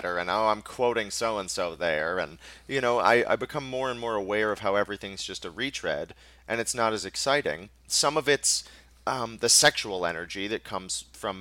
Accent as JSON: {"language": "English", "town": "New York City", "region": "New York", "country": "United States", "said": "as a New Yorker"}